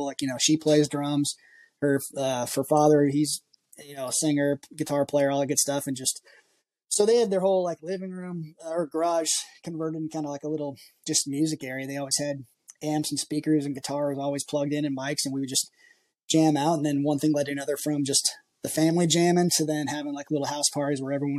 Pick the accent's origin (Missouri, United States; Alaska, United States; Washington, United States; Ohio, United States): Washington, United States; moved away as an adult; also born or lived in greater Seattle area; now in Nashville, United States; I grew up, I'm originally from Washington State